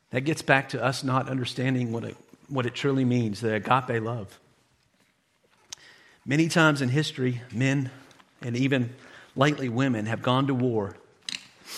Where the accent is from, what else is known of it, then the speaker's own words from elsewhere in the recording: United States; as an American